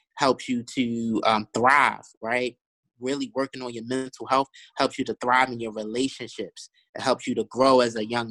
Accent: Baltimore, Maryland, United States; I grew up in East Baltimore, right? So growing up in East Baltimore, I saw a lot of poverty

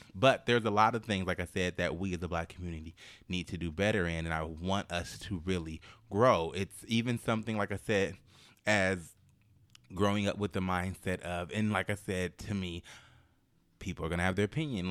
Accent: Oakland, California, United States; I'm from Oakland

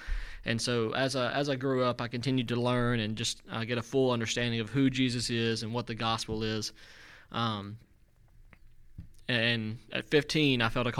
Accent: West Monroe, Louisiana, United States; also born or lived in Calhoun, Louisiana; So I'm from West Monroe. I grew up there as a kid, but kind of as a teenager, I guess, we moved into Calhoun. And so I attended West Washita

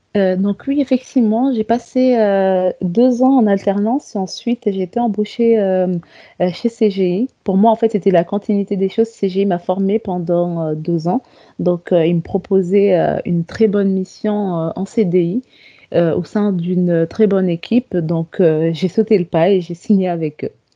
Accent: Comoros; moved away as an adult; now in France; je viens des îles Comores, en fait. Donc, euh, je suis venue en France après l'obtention de mon bac scientifique.

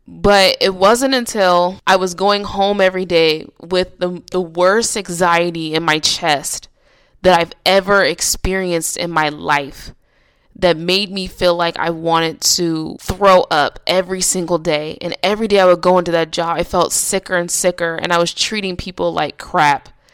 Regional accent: Nebraska, United States; now in California, United States; I decided to move back to my hometown in Nebraska

